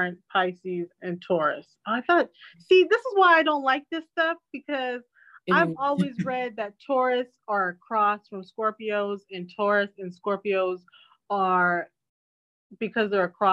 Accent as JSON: {"language": "English", "area": "Orange County", "region": "California", "country": "United States", "tie": "born or raised there", "said": "growing up in Orange County"}